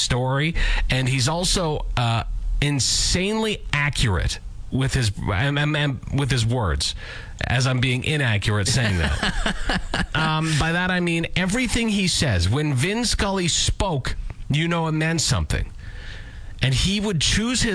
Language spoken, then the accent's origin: English; Lanigan, Saskatchewan, Canada; I am from Lanigan. And the Farmer's Almanac was always taken as gospel in my hometown